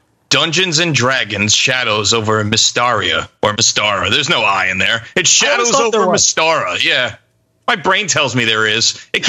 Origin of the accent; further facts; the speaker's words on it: Long Island, New York, United States; from Strong Island, New York.